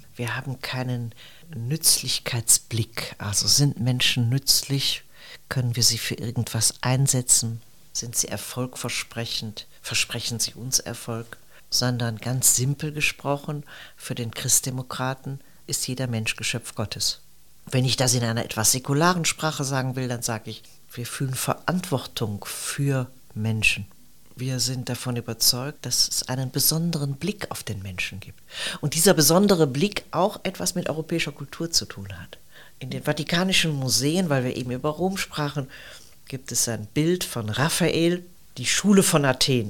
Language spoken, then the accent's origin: German; Neuss, North Rhine-Westphalia, Germany; Ich bin Rheinländerin, in Neuss aufgewachsen, eine Stadt etwa 30 Kilometer von Köln.